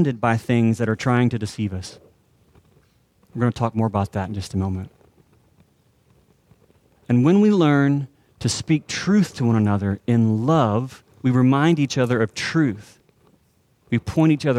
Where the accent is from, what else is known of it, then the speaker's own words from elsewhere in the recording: Texas, United States; we're also Texans